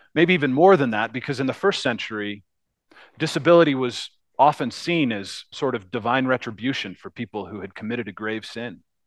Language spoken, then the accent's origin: English; United States; as Americans